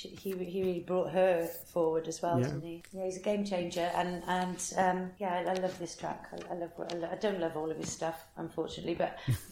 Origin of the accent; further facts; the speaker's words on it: Welsh, Wales, United Kingdom; I'm Welsh.